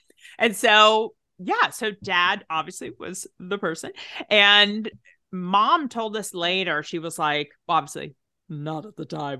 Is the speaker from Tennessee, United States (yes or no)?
yes; Tennessee, United States; accent: Southern; So I am originally from Tennessee.